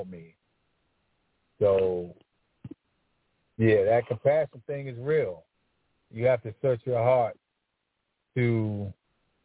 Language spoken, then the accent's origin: English; Washington, District of Columbia, United States; I grew up in Northwest Washington, D.C. My area was called LeDroit Park